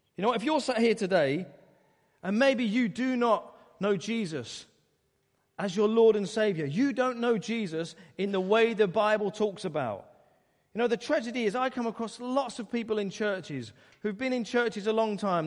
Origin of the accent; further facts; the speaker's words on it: Essex, East of England, United Kingdom; I grew up in Essex, wonderful county